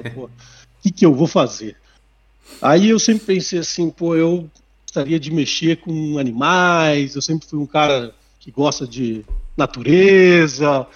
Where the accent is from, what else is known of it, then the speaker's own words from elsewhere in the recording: Sorocaba, São Paulo, Brazil; moved away as an adult; also born or lived in Botucatu; eu sou de Sorocaba, minha família é de lá, nascido e criado em Sorocaba